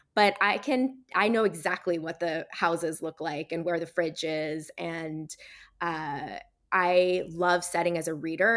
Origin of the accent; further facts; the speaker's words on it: Barry's Bay, Ontario, Canada; moved away; also born or lived in Toronto, Canada / Australia; I grew up in Barry's Bay